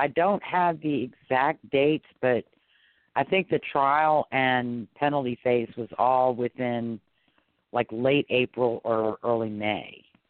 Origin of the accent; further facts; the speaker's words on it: Louisiana, United States; I'm from Louisiana.